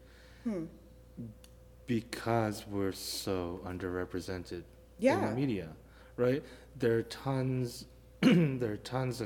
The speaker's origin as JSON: {"language": "English", "town": "New York City", "region": "New York", "country": "United States", "tie": "born or raised there", "also_born_or_lived": "Colorado", "said": "I grew up in New York, not in New Jersey"}